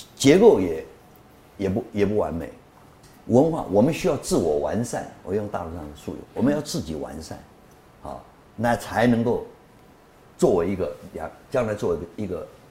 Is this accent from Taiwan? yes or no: yes; Taiwan; also born or lived in Guangxi, China / Shanxi, China (ancestry); 祖籍山西，生在广，广西，中国就这样，然后成长在台湾